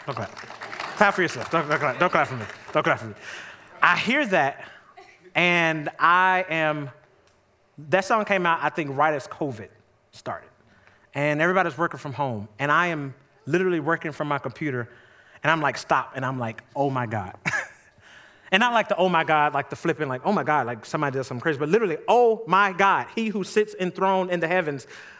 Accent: Jackson, Mississippi, United States; I grew up in Jackson, Mississippi, going to visit my grandmama.

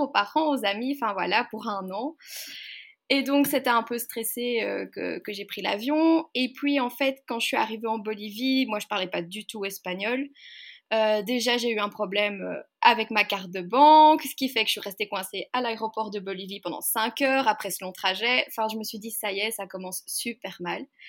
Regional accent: Waterloo, Wallonia, Belgium; je viens de Belgique, donc euh, du côté de Bruxelles, enfin pour ceux qui connaissent Waterloo

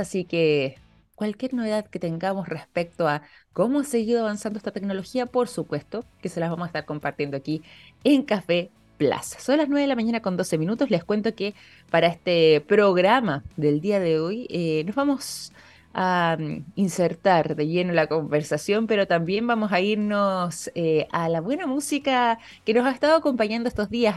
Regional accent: Chile; nosotros como chilenos

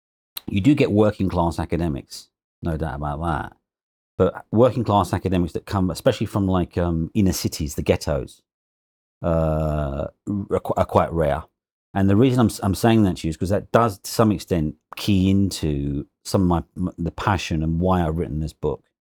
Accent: London, United Kingdom; Well, basically, I was born and bred in London, East London, young kid, grew up in a very ordinary, very poor working-class family in Hinton Hackney, East London, all right?

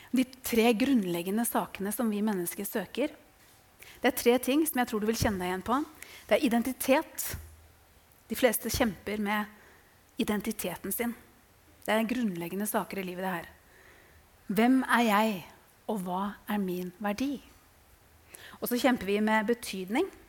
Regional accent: Tønsberg, Vestfold, Norway; jeg er fra Tønsberg

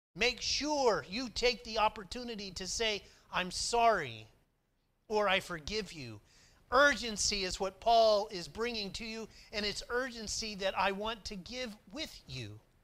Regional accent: McAlester, Oklahoma, United States; moved away; also born or lived in Lynchburg; I grew up in Oklahoma

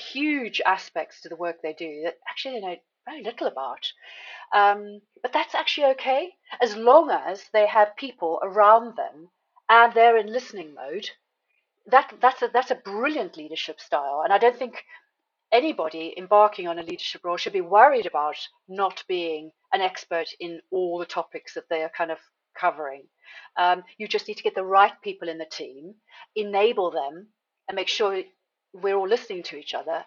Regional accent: South Africa; moved away; I'm originally from South Africa

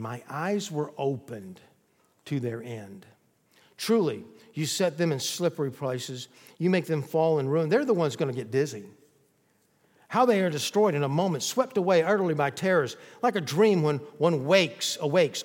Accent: the South, United States; I was born in the South

